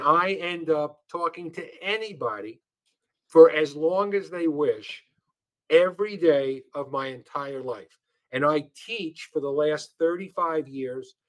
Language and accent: English; New York City, New York, United States; I come from New York and I was born in Brooklyn, and, and so are my parents.